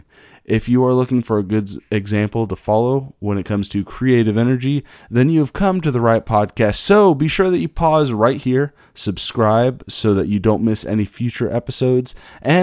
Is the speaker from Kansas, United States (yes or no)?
yes; Kansas, United States; my hometown in Kansas